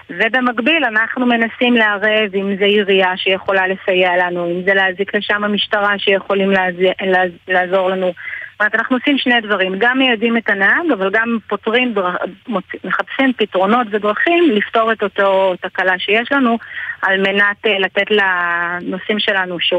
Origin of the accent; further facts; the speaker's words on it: Jerusalem, Jerusalem District, Israel; את ההכשרה שלי קיבלתי בירושלים, אני מגיעה משם.